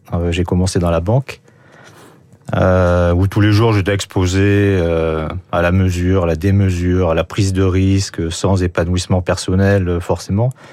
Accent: France; je suis français

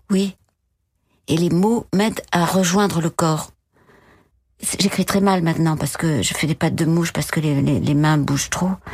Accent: Bordeaux, Nouvelle-Aquitaine, France; moved away; also born or lived in Paris; Je suis née à Bordeaux

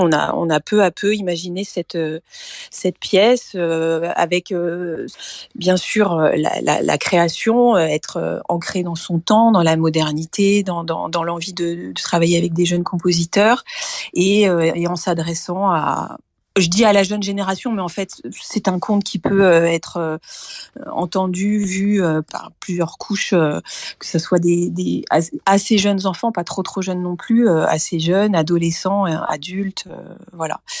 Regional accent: Brittany, France; c'était la Bretagne et que c'est aussi ma ma terre natale

